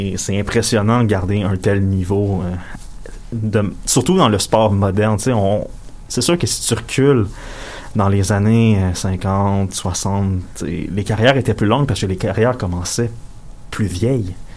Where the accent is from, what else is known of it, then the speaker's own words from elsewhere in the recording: Quebec, Canada; je suis canadien puis québécois